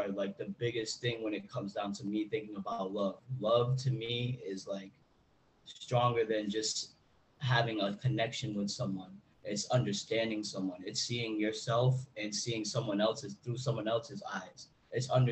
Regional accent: Rhode Island, United States; I was raised in Rhode Island, where there's a lot of like old timers that are very racist

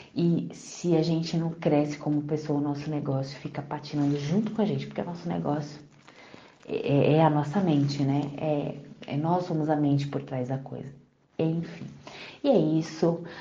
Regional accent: Congonhas, Minas Gerais, Brazil; now in Suzano, Brazil; eu nasci em Congonhas, Minas Gerais e atualmente eu moro aqui em Suzano, São Paulo

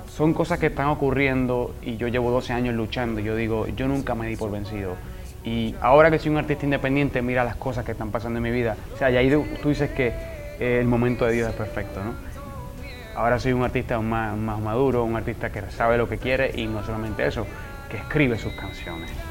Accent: Puerto Rico; el puertorriqueño es muy como, como ustedes los dominicanos, somos alegres

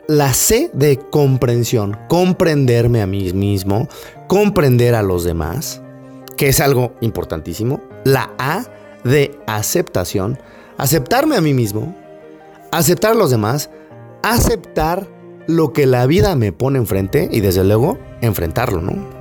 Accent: Mexico; Yo era el único mexicano perdido por ahí

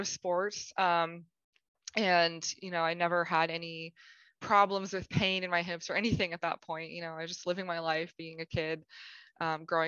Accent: Pittsburgh, Pennsylvania, United States; moved away as an adult; now in St. Louis, United States; I'm from Pittsburgh, Pennsylvania in the United States. And I actually now live in St. Louis, Missouri. Moved out here in 2007 to go to college

